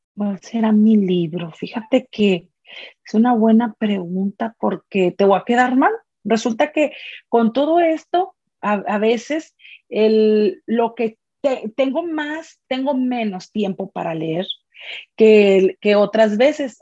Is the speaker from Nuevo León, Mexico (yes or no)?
yes; Monterrey, Nuevo León, Mexico; soy originaria de Monterrey